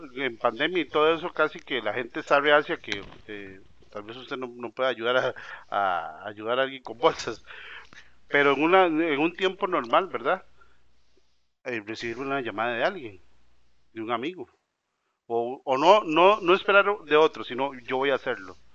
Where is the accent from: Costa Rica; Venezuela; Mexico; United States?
Costa Rica; como decimos los ticos